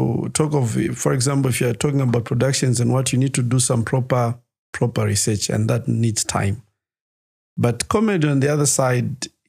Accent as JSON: {"language": "English", "town": "Lusaka", "region": "Lusaka Province", "country": "Zambia", "tie": "born or raised there", "said": "Lusaka Garden."}